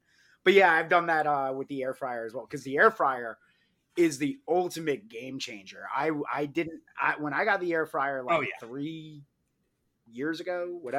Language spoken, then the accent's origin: English; New York, United States; I am an Italian from New York.